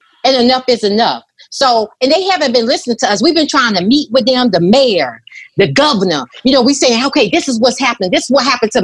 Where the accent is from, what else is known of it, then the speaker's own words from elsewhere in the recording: Brunswick, Georgia, United States; now in Atlanta, United States; I'm from Brunswick, Georgia. So when I saw Ahmaud Arbery, you know, Ahmaud Arbery is from my hometown. I was born in Brunswick, Georgia